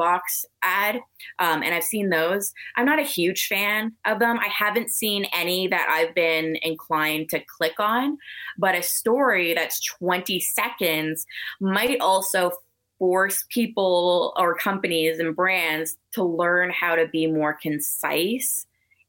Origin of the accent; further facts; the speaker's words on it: Canada; I'm so Canadian